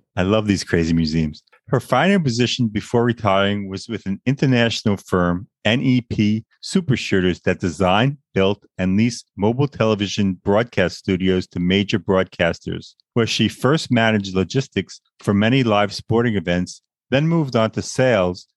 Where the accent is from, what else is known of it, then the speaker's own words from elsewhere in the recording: Long Island, New York, United States; Born and raised in Long Island, New York, a place I always wanted to leave